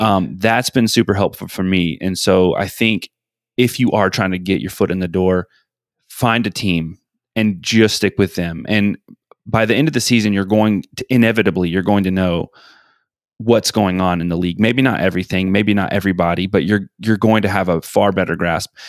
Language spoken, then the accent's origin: English; Atlanta, Georgia, United States; I'm from Atlanta